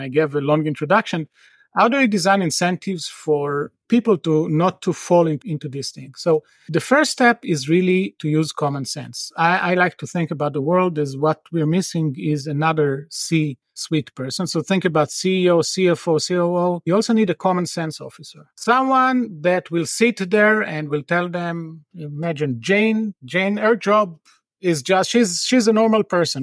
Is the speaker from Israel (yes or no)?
yes; Tel Aviv, Tel Aviv District, Israel; moved away; I'm from Tel Aviv originally.